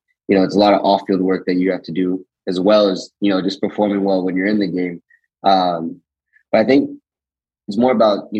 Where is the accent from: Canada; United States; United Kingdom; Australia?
United States; Raleigh, North Carolina; I mean, I grew up with a single mom